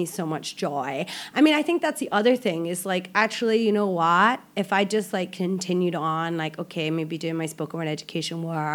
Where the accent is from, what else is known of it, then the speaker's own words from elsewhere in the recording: Ireland; moved away as an adult; now in Malaysia; I'm Irish